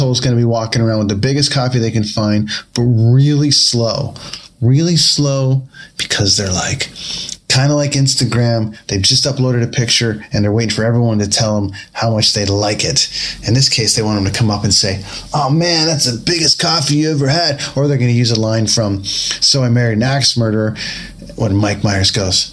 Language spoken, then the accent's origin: English; Canada; I am the one who at 42 years old, grown up in a land of sub-zero temperatures